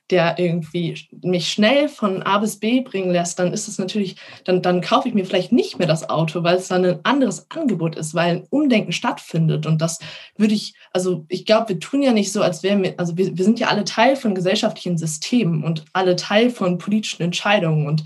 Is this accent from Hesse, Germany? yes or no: yes; Hesse, Germany; Also ich bin in der Nähe von Frankfurt aufgewachsen